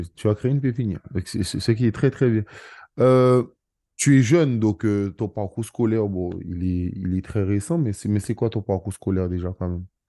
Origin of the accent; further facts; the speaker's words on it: Guadeloupe, France; je suis guadeloupéen